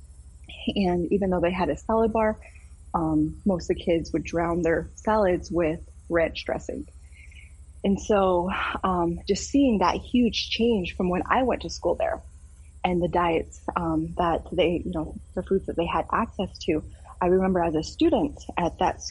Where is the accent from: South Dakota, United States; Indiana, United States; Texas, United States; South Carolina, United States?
South Dakota, United States; I am state senator from South Dakota